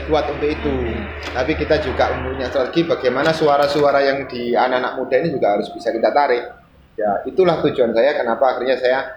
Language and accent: Indonesian; Gresik, East Java, Indonesia; Uh, kebetulan memang saya asing Gresik, saya warga Randu Agung.